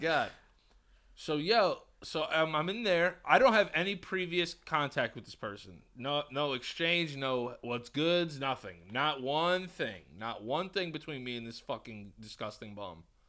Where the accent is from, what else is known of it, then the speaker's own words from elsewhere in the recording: New York, United States; I'm from New York.